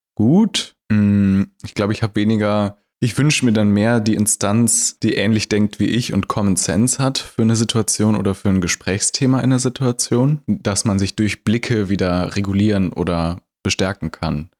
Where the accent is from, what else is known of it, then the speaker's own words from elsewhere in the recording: Germany; Wir sind in Deutschland geboren.